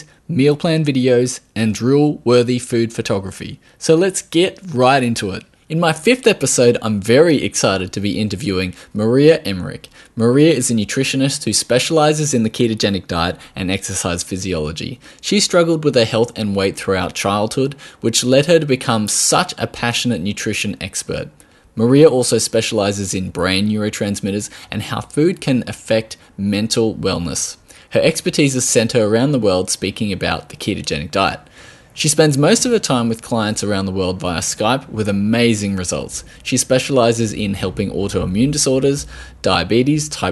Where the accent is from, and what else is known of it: Australia